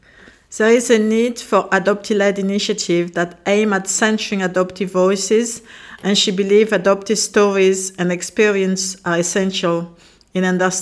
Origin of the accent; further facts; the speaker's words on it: south of France, France; my story is the same. I got adopted in south of France in the countryside. I was in a village